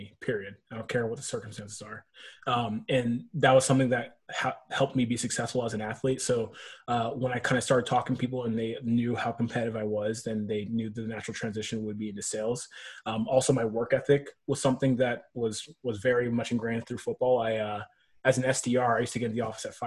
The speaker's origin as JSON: {"language": "English", "town": "Nashville", "region": "Tennessee", "country": "United States", "also_born_or_lived": "Berkeley, California", "moved": "as an adult", "lives_now": "Bay Area, United States", "said": "I'm actually from Nashville, Tennessee"}